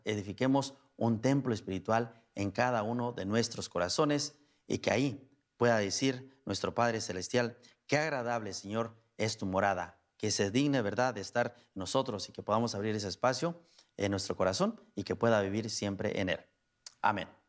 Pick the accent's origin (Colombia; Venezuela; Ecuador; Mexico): Mexico; Guanajuato; moved away as an adult; now in Pacoima, United States; originario soy de Guanajuato. Allá nací, crecí, me vino para acá cuando tenía 18 años